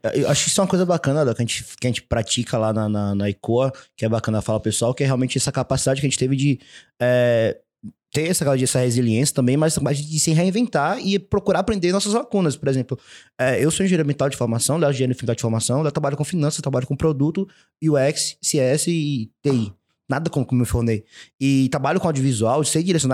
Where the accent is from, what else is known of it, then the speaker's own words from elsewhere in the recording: Salvador, Bahia, Brazil; nós somos de Salvador, o lugar que frio é vinte e cinco graus